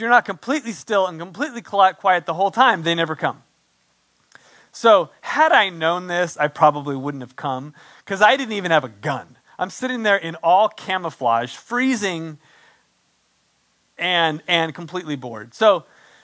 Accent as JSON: {"language": "English", "town": "San Diego", "region": "California", "country": "United States", "also_born_or_lived": "San Antonio, Texas", "moved": "yes", "said": "I'm from San Diego"}